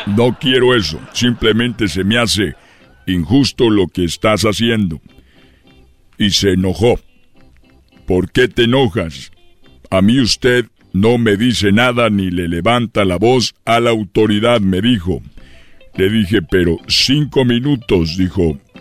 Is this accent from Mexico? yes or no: yes; Guanajuato, Mexico; yo soy de Guanajuato